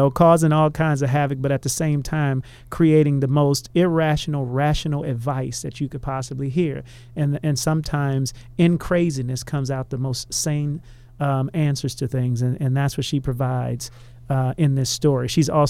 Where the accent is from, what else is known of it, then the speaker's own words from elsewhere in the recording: Houston, Texas, United States; I'm from Houston, and my wife is from St. Louis.